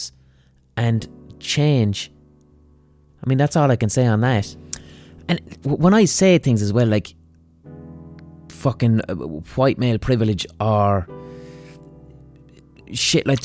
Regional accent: Ireland; I was raised in a fucking culture which is essentially racist or xenophobic or whatever the fuck you have, you know. But blind by, we're Irish.

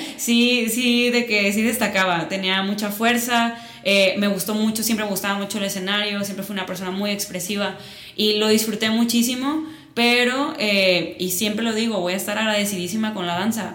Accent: Mazatlán, Sinaloa, Mexico; accent: Sinaloan; moved away as an adult; now in Guadalajara, Mexico; yo nací en Mazatlán, llevo aquí viviendo ocho años. Siempre me dicen, ya eres tapatía. Y yo, claro que no, yo sigo siendo sinaloense. escucha mi acento.

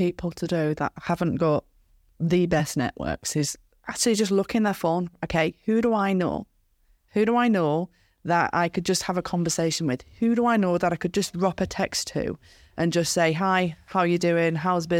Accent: Skipton, Yorkshire and the Humber, United Kingdom; I said, where are you from? And he goes, Skipton. I went, me too.

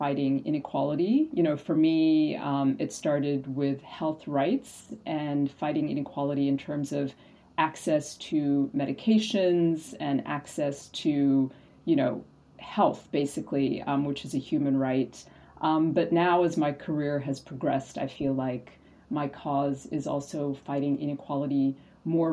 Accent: Abidjan, Côte d’Ivoire; moved away; also born or lived in Ethiopia / United States; I was born in Ethiopia, in East Africa. I grew up in West Africa in a country named Côte d'Ivoire, in a city named Abidjan.

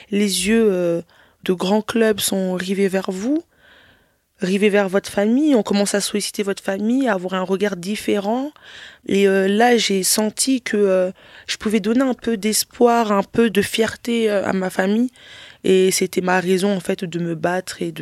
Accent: DR Congo; Mais euh, après, moi, je suis congolaise. La musique congolaise est très réputée dans le monde entier

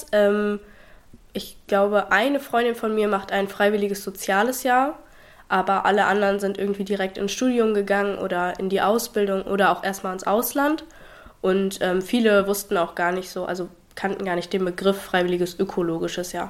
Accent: Habstedt, Germany; ich bin 20 Jahre alt, ich komme aus Habstedt, aus dem wunderschönen Habstedt.

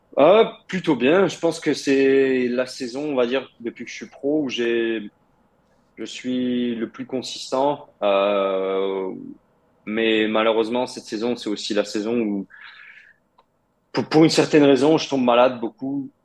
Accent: France; j'ai grandi en France, Je euh, j'ai jamais vécu en Russie. Bah, oui, mais on va dire mes racines sont russes, mes parents sont russes

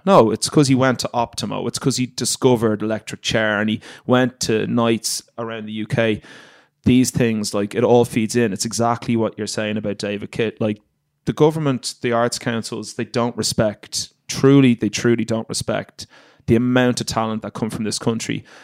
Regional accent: Ireland; moved away as an adult; I grew up in Ireland

